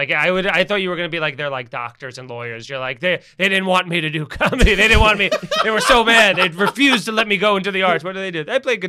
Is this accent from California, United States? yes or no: no; Long Island, New York, United States; also born or lived in Astoria, New York; I come from Long Island. So it's I grew up driving everywhere. So even when I lived in Astoria for 15 years